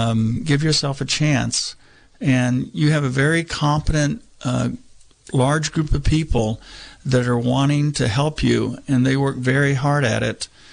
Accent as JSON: {"language": "English", "region": "Texas", "country": "United States", "tie": "born or raised there", "moved": "yes", "lives_now": "Mendocino County, United States", "said": "when I was growing up in Texas"}